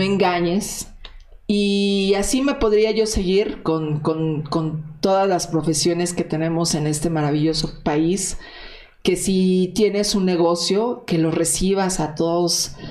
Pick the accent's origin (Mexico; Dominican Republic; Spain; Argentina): Mexico; lo que nos toca como mexicanos